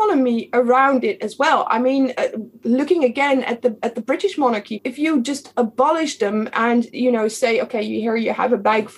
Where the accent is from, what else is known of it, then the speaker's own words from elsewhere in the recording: The Hague, South Holland, Netherlands; I'm from The Hague